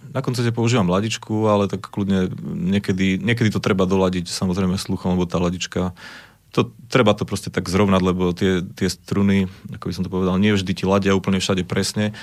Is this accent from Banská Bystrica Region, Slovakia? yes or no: yes; Zvolen, Banská Bystrica Region, Slovakia; u nás je zvolené moje rodné mesto